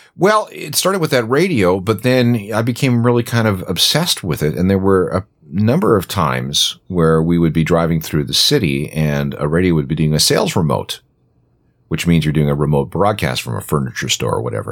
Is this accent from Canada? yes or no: yes; small town north of Winnipeg, Manitoba, Canada; now in Toronto, Canada; I grew up in a small town north of Winnipeg.